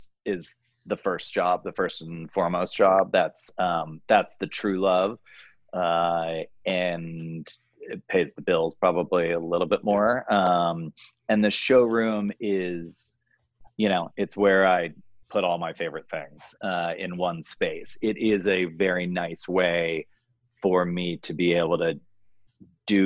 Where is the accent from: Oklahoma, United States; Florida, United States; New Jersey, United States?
New Jersey, United States; now in California, United States; the East Coast color and sensibility that I have from growing up in New Jersey